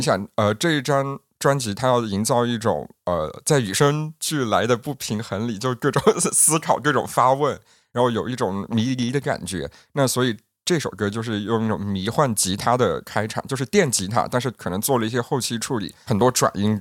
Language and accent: Chinese; Yunnan, China; 我们云南人